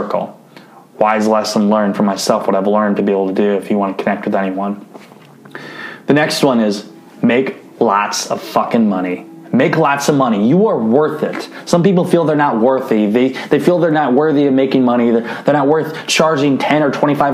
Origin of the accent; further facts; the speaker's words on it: Northeast Iowa, United States; I grew up in Iowa. So we talk a little different in Northeast Iowa